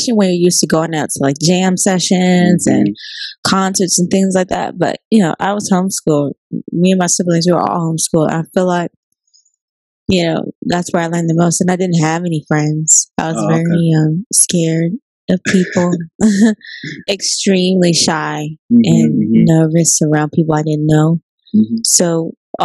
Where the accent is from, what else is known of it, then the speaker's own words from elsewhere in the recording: Temple Hills, Maryland, United States; I'm from Maryland. The DMV area? Yeah, the DMV area. Mm-hmm. Literally. We grew up on St. Barnabas Road in Temple Hills